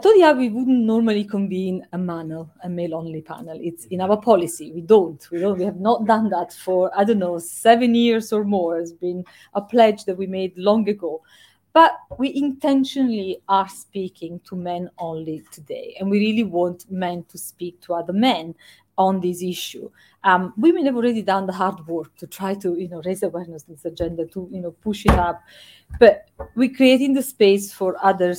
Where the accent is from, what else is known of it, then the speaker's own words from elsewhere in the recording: Italy; now in United Kingdom; in my home country, in Italy